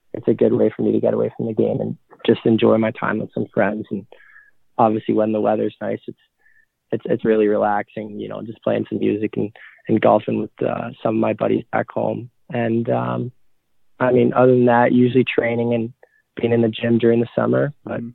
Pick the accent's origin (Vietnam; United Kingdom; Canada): Canada; Mississauga, Ontario; also born or lived in Oakville, Ontario; I was born in Oakville, Ontario. Moved to Mississauga, Ontario